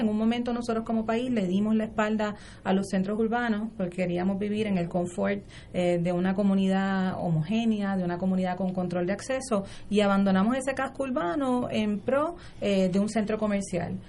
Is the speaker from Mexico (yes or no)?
no; Puerto Rico; Senia y yo somos residentes de Río Piedras